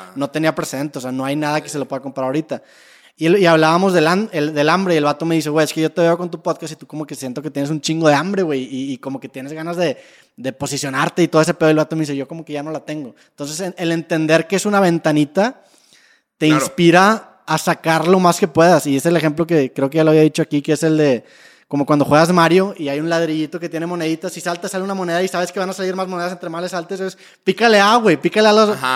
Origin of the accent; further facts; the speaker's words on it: Monterrey, Nuevo León, Mexico; nosotros como regios